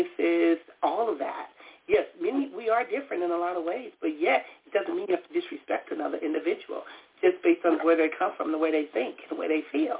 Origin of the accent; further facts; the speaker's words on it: Compton, California, United States; I grew up in Compton